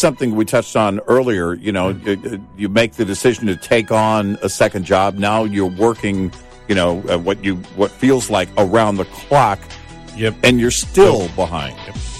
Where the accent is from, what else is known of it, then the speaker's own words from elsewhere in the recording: Texas, United States; I grew up in Texas